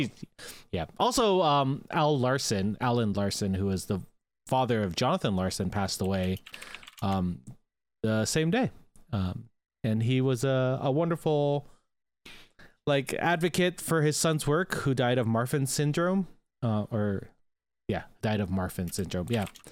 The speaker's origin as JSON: {"language": "English", "country": "Canada", "said": "we are Canadian"}